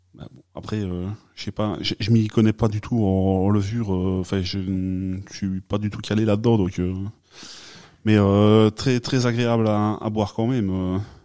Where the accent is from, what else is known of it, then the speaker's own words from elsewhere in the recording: Liège, Wallonia, Belgium; accent: Liège; mon bel accent euh, de Liège